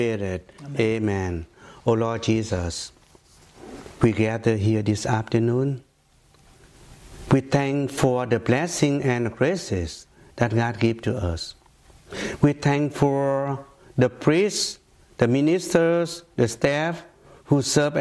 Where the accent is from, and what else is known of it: Ho Chi Minh City, Southern Vietnam, Vietnam; born or raised there; English is a second language; moved away as an adult; also born or lived in Philippines / Savannah, Georgia / Atlanta / New York; now in United States